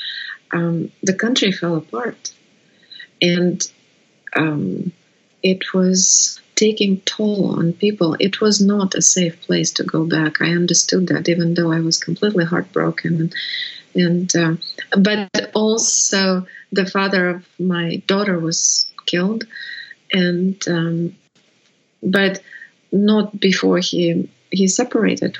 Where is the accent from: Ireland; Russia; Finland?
Russia; English is a second language; moved away as an adult